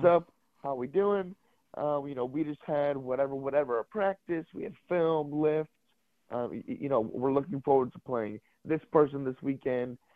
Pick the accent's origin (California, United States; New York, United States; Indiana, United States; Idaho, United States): California, United States; Los Angeles; moved away as an adult; I'm from Los Angeles